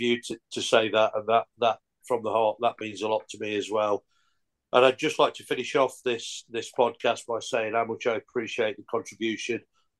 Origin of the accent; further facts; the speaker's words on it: Carlton, East Midlands, United Kingdom; because I was born in Carlton. I'm a Carlton lad. I went to the Frank Weldon School.